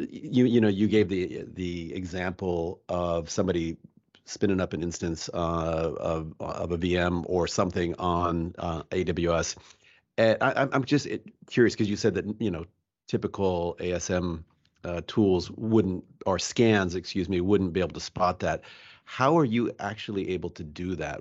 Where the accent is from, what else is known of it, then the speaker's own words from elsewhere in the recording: United States; as an American